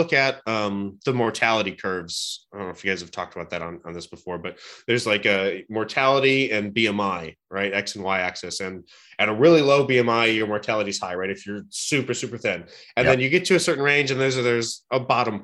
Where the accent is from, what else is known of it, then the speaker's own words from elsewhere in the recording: Cleveland, Ohio, United States; I'm a Cleveland guy. So I was born and raised in Cleveland